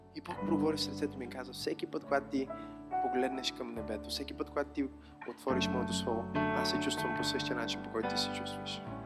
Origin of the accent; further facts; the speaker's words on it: Bulgaria; сме българи, разбира се, че обичаме България